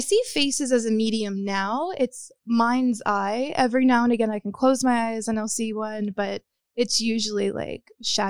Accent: Pensacola, Florida, United States; I grew up in Pensacola, Florida. Okay. So in the panhandle of Florida. It's like right outside of New Orleans.

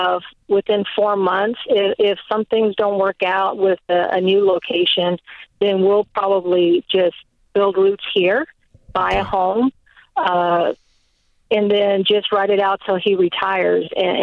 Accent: California, United States; moved away; I'm originally from California

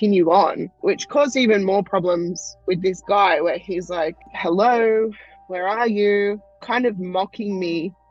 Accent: Australia; I am from Australia

